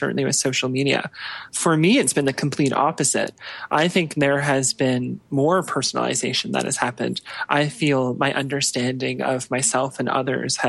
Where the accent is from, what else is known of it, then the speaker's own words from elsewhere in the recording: Ontario, Canada; moved away as an adult; now in Calgary, Canada; I grew up in Ontario. I grew up in a town of about just a few thousand people. So a smaller town. But I moved out to Calgary about 10 years ago.